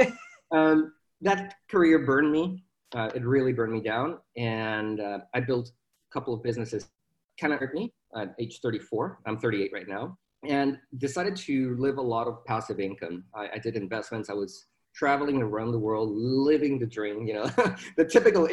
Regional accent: Mexico; moved away as an adult; now in Dallas, United States; I was born in Mexico, born and raised down there. I moved to Dallas in 2011.

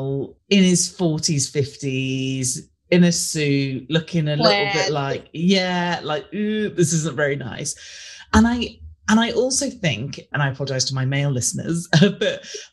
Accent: United Kingdom; we're British, we're obsessed

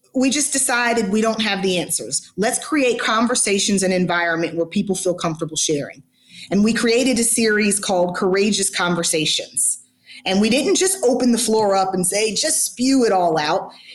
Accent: Atlanta, Georgia, United States; I'm born and raised in Atlanta

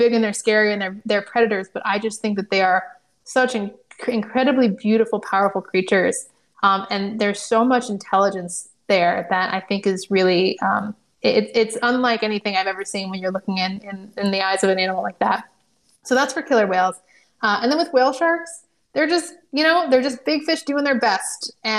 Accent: California, United States; born there; You know, I was born in California. We live near the coast.

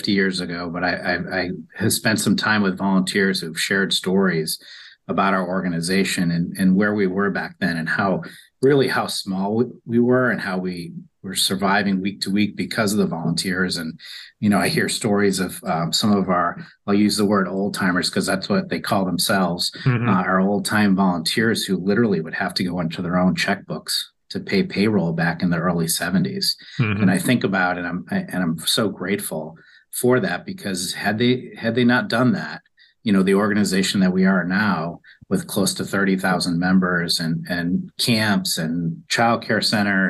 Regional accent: New York, United States; moved away as an adult; I grew up in New York, graduated from college

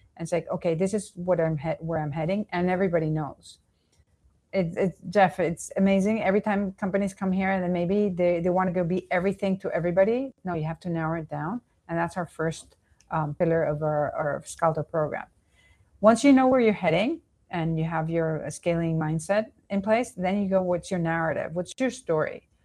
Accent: Venezuela; also born or lived in New York, United States; now in Miami, United States; I was born and raised in Venezuela, then I, I s, lived in New York, and then I came back and, and currently in Miami.

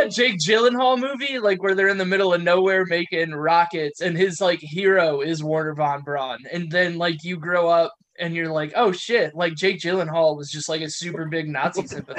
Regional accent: United Kingdom; Well, the worst part is like, even know we're British.

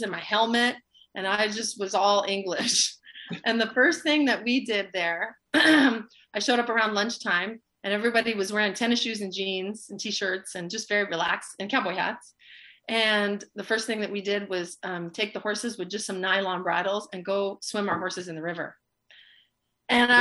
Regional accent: Los Angeles, California, United States; also born or lived in Central Valley, California; I grew up in Los Angeles

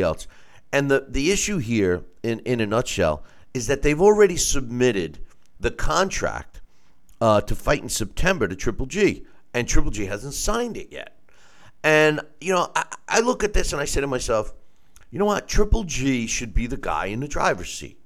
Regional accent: New York, United States; the most reputable state that I was licensed in happens to be my home state of New York

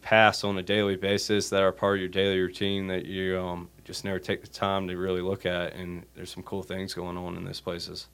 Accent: Wilmington, North Carolina, United States; moved away as an adult; growing up in Wilmington. it was an easy place to move back

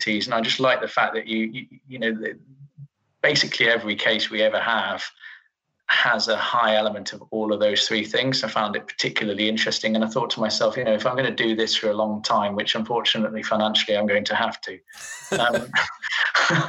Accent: Yorkshire and the Humber, United Kingdom; I grew up in Yorkshire

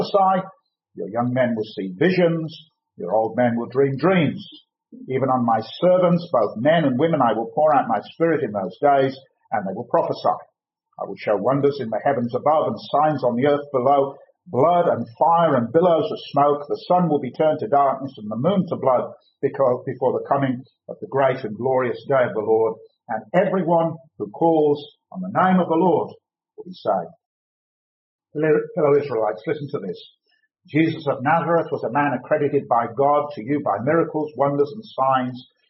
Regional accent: United Kingdom; now in Bath, United Kingdom; originally we are from the Midlands.

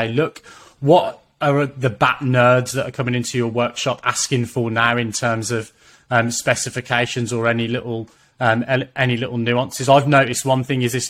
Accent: United Kingdom; I'm British

